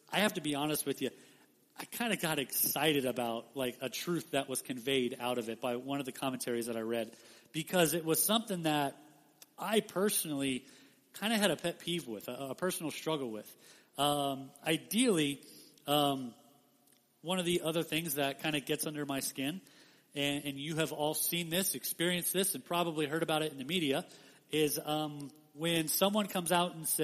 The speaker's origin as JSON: {"language": "English", "town": "Las Vegas", "region": "Nevada", "country": "United States", "tie": "born or raised there", "said": "I grew up in Las Vegas my whole life"}